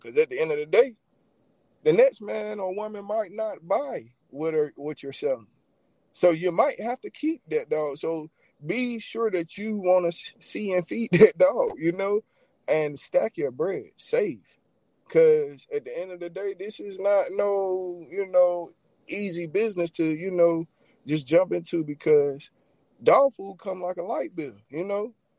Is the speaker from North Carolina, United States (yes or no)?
yes; Rockingham, North Carolina, United States; from Rockingham, North Carolina, man, born and raised